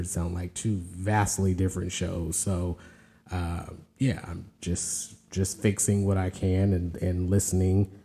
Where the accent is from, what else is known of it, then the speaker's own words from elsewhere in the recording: California, United States; moved away as an adult; now in the South, United States; born and raised in California, but has lived in the South for a good while